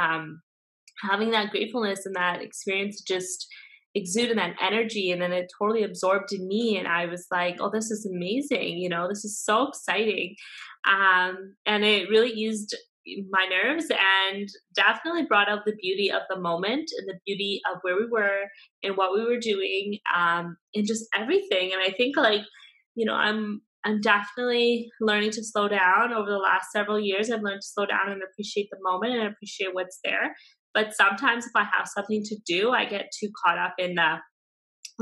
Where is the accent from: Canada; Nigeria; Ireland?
Canada; Vancouver, British Columbia; also born or lived in Burnaby / Langley; I grew up here in the Lower Mainland my whole life, right? And you know, first in Vancouver, and then we lived in Burnaby for a while, and now we're in Langley